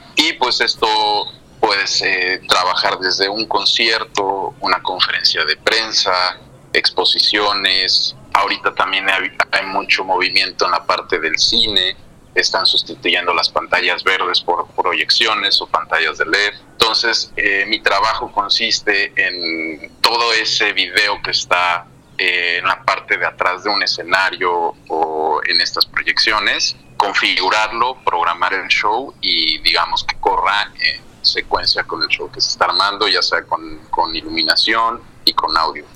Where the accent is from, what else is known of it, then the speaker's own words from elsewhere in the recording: Mexico; moved away as an adult; now in Madrid, Spain; yo ahora estoy viviendo eh, en Madrid, como mencionaba yo, yo soy de México